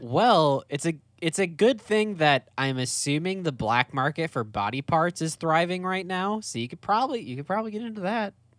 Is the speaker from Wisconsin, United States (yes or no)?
yes; Wisconsin, United States; when I was a kid, like growing up in Wisconsin.